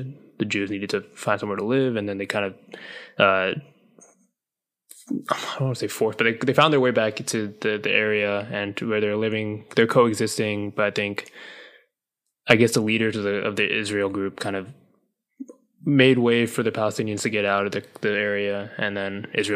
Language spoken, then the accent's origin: English; Sri Lanka; I'm from Sri Lanka